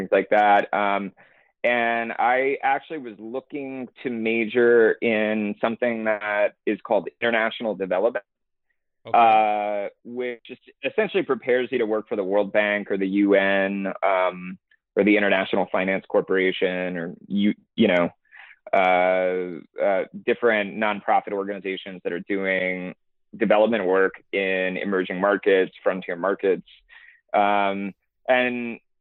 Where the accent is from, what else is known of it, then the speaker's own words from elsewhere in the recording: Houston, Texas, United States; also born or lived in Massachusetts / Boston; I grew up in Houston, Texas